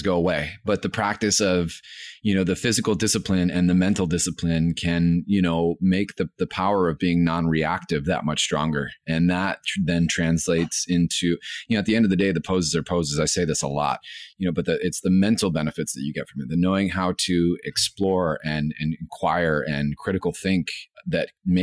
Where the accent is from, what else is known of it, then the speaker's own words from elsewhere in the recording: Los Angeles, California, United States; I'm from East LA, and so it's definitely an underserved, very heavily Latino community